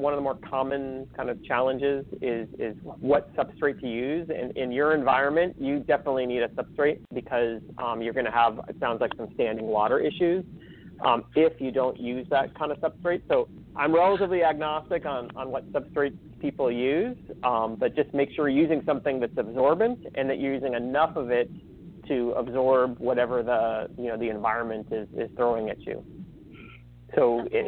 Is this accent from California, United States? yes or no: yes; California, United States; I'm from California